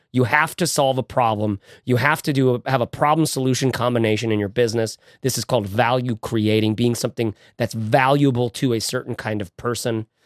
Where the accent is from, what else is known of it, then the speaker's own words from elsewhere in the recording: Bay Area, California, United States; we're from the Bay Area